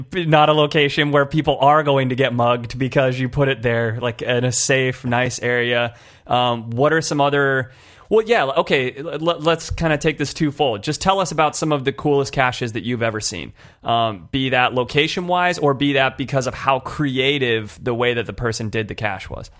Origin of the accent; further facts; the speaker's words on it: California, United States; I'm from California